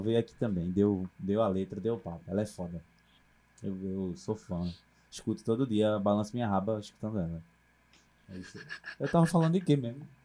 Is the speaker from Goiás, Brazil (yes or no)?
no; Recife, Pernambuco, Brazil; eu sou do Ibura